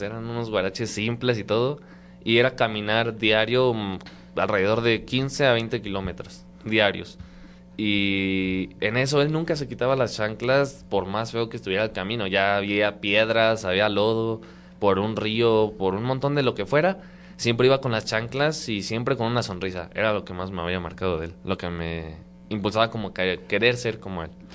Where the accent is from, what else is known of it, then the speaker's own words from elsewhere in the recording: San Luis Potosí, Mexico; moved away as an adult; soy de San Luis Potosí, tengo 20 años, cumplidos apenas en febrero. Eh, de San Luis Potosí, exactamente de la capital, de ahí mero somos.